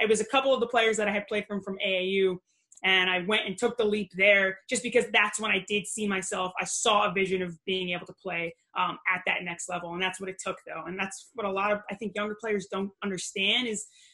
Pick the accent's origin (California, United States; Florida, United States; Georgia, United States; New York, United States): New York, United States; Long Island; also born or lived in Brooklyn; I grew up in Long Island